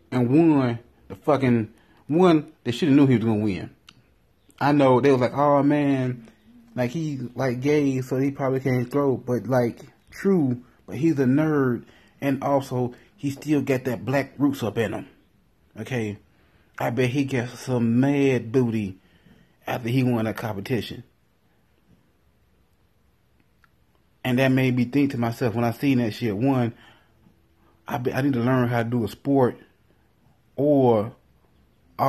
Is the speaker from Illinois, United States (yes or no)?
yes; Chicago, Illinois, United States; I got southern roots. I know I'm from Chicago